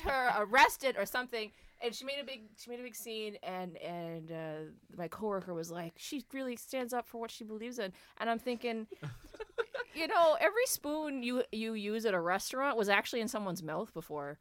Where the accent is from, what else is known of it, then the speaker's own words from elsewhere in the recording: New Brunswick, Canada; we are from New Brunswick